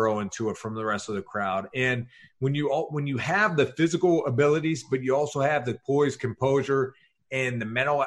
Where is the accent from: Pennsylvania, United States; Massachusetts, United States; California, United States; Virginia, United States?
Pennsylvania, United States; Pittsburgh; I'm a small town kid from Pittsburgh